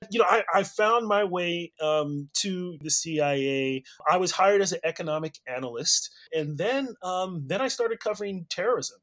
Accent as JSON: {"language": "English", "region": "California", "country": "United States", "tie": "born or raised there", "also_born_or_lived": "Nigeria", "said": "I was born and raised in California"}